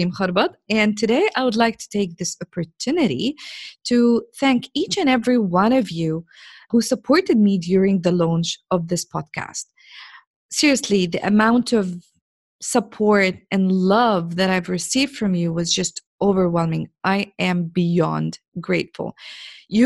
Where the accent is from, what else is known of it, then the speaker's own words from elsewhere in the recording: Jordan; now in Saudi Arabia; I am a girl from Jordan in the Middle East. I live in Saudi Arabia